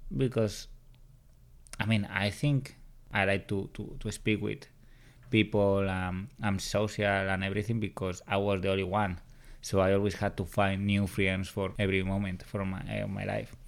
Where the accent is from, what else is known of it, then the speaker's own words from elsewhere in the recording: Madrid, Community of Madrid, Spain; first language Spanish; English is a second language; moved away as an adult; also born or lived in New York City; I'm from Madrid, Spain